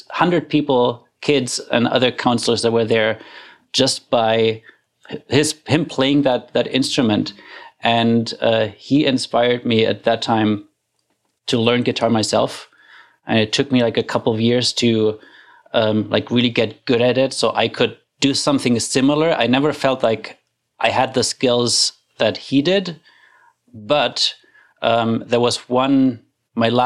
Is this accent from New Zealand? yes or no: no; Germany; moved away as an adult; now in Canada; I grew up in Germany